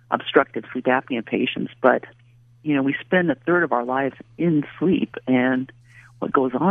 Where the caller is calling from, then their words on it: Raleigh, North Carolina, United States; I'm actually currently in Raleigh, North Carolina.